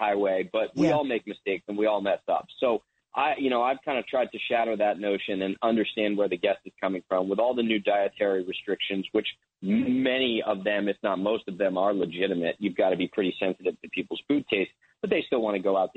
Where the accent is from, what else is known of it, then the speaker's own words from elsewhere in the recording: New Jersey, United States; also born or lived in Maine; I'm from New Jersey.